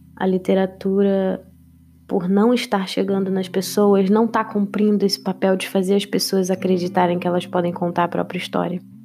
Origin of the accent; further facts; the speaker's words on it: Rio de Janeiro, Brazil; eu sou do Rio de Janeiro